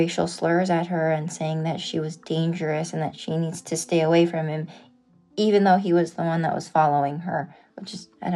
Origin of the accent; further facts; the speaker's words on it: Los Angeles, California, United States; moved away as an adult; now in North Carolina, United States; I was born and raised in Los Angeles.